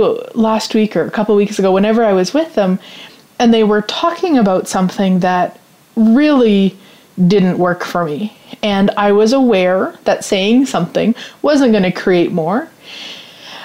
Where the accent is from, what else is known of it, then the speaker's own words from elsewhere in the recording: Canada; even though I'm Canadian